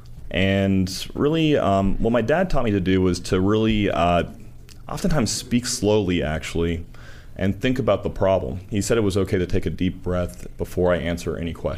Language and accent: English; Northern Virginia, United States; I'm from Northern Virginia in the suburbs of D.C.